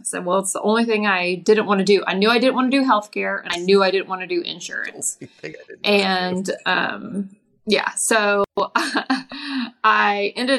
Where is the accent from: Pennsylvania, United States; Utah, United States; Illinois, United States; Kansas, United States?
Kansas, United States; also born or lived in Oklahoma / Texas; I grew up, I was born in Oklahoma, raised in Kansas, lives in Texas, been in Oklahoma for the past 17 years.